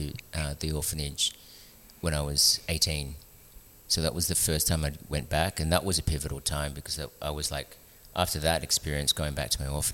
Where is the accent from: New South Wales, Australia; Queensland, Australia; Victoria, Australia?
Victoria, Australia; Melbourne; moved away as an adult; also born or lived in Philippines / Sydney, Australia; now in Newcastle, Australia; I grew up in Melbourne, the arts and culture sort of capital of Australia.